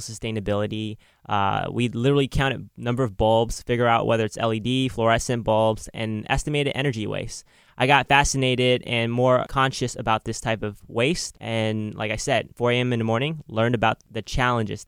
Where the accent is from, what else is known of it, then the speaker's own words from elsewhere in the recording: Oakland, California, United States; Growing up in Oakland, uh, I learned a lot about technology at a young age